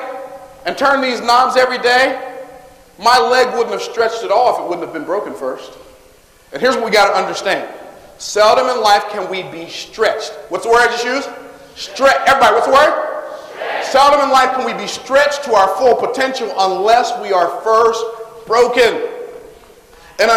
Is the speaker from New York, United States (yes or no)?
no; Tampa, Florida, United States; born in Clara Fry Hospital, which is a segregated hospital in Tampa, Florida. I was born in a segregated hospital